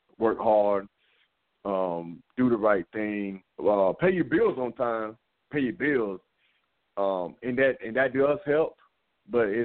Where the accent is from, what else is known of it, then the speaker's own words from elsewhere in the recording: Laurinburg, North Carolina, United States; I'm from Laurinburg, North Carolina. Matter of fact, me and Freddie grew up as kids